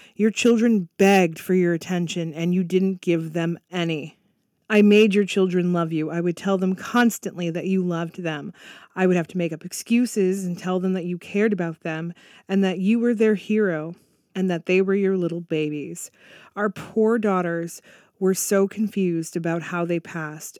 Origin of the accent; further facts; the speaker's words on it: Canada; I'm actually Canadian